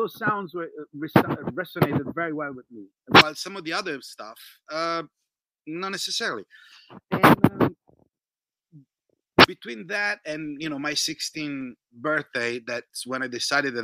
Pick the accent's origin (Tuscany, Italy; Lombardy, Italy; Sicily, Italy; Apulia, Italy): Lombardy, Italy; Milan; now in Santa Clarita, United States; I was living in Italy back then, that's where I was born, I was born in Milan